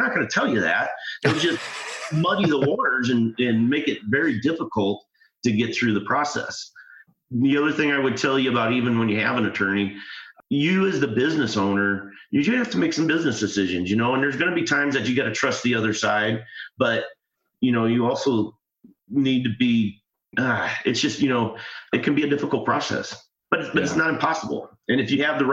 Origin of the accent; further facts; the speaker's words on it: Midwest, United States; I'm from the Midwest